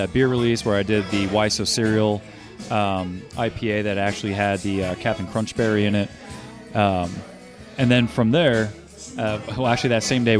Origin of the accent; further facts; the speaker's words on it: New Jersey, United States; moved away; I grew up in New Jersey